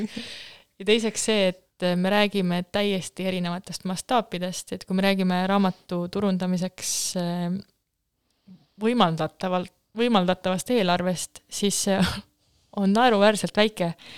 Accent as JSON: {"language": "Estonian", "town": "Jäneda", "region": "Lääne-Viru County", "country": "Estonia", "tie": "born or raised there"}